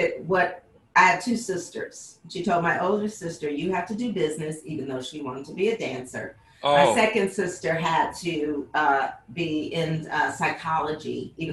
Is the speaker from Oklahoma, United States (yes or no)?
no; Detroit, Michigan, United States; now in San Francisco Bay Area, United States; I'm from Detroit. I'm repping Detroit today